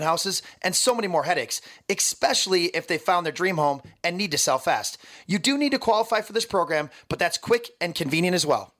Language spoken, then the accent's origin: English; Minnesota, United States; I'm so Minnesotan.